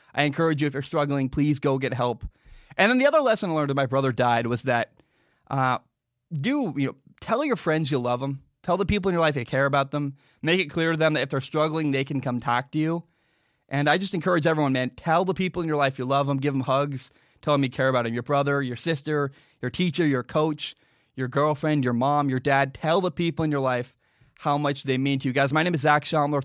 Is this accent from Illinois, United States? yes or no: no; Portland, Oregon, United States; I grew up in the Portland area